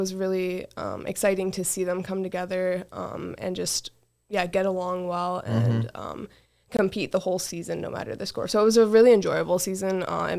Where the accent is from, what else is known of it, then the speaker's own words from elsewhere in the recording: Wyoming, United States; So, I grew up in Wyoming.